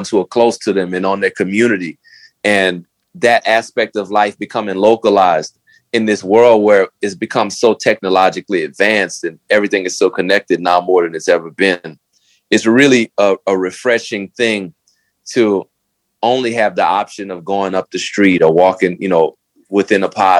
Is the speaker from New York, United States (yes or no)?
no; New Orleans, Louisiana, United States; I'm from New Orleans